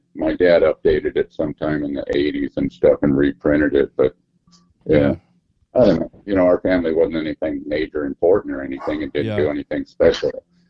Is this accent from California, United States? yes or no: yes; Pomona, California, United States; born there; born in Pomona.